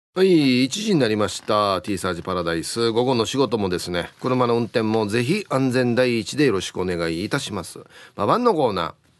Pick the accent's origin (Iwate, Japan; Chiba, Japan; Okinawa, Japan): Okinawa, Japan; Maehara High School; 俺のや出身高校よ最高やしこれ今の嫁ちゃんとも出会って楽しかったってほらね素晴らしい前原高校